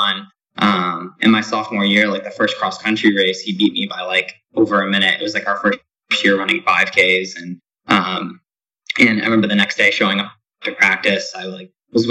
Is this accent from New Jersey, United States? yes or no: no; Niskayuna, New York, United States; also born or lived in Albany, New York; I'm from a town called Niskayuna